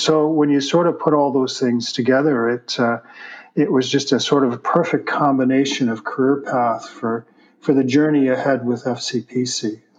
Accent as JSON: {"language": "English", "town": "Toronto", "region": "Ontario", "country": "Canada", "also_born_or_lived": "Vancouver, Canada", "moved": "yes", "said": "I moved here from Vancouver. I'm originally a Torontonian, but spent the last 35 years of my life in Vancouver"}